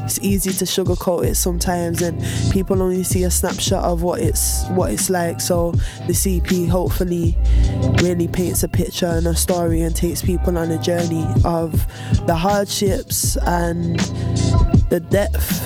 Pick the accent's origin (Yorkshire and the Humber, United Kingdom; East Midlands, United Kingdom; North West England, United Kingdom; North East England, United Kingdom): North West England, United Kingdom; Manchester; I'm from Manchester, born and bred